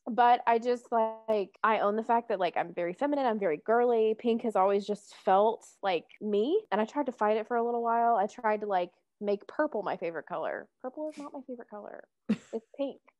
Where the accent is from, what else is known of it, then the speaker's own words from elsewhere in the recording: the South, United States; If you can tell, I grew up in the South.